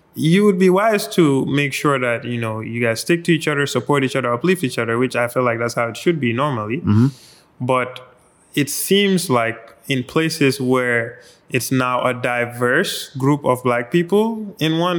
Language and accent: English; Gambia; growing up in the Gambia